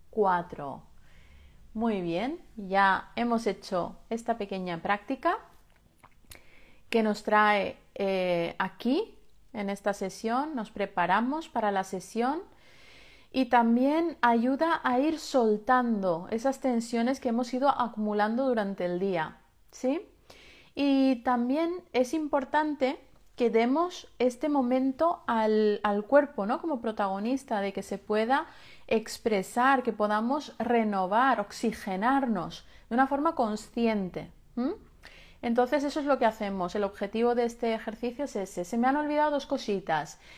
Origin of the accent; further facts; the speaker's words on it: Balearic Islands, Spain; Eh, yo soy de Menorca